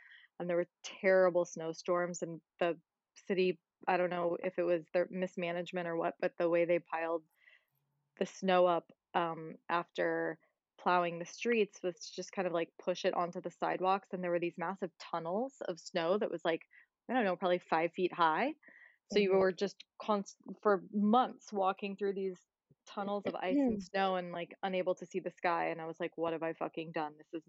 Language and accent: English; Indianapolis, Indiana, United States; now in New York, United States; I'm from Indianapolis, which is a pretty big city. It's like about 1 million people.